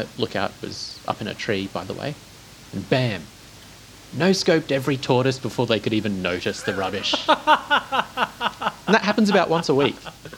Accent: Baltimore, Maryland, United States; accent: Baltimore; I'm Baltimore born and bred. Come on.

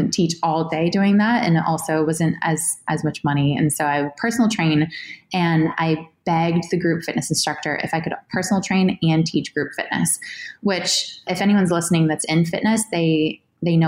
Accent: New Hampshire, United States; I grew up in New Hampshire

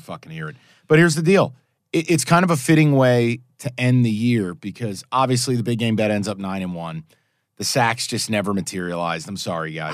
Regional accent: East Coast, United States; moved away; I grew up in the East Coast

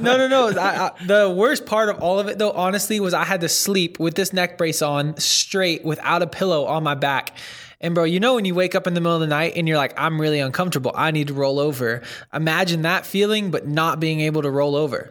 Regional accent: Northern California, United States; moved away as an adult; also born or lived in Santa Monica, California; now in Dallas, United States; so I grew up in Northern California and then lived in Southern California, like Santa Monica, for a while

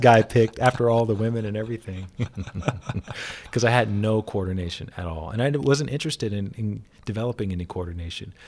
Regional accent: Alabama, United States; moved away; I grew up in Alabama

